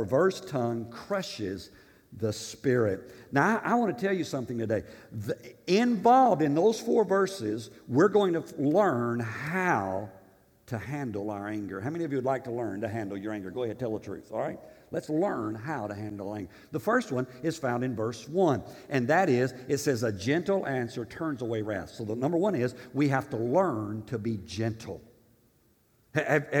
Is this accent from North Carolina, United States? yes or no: no; Tennessee, United States; I'm from Tennessee in Africa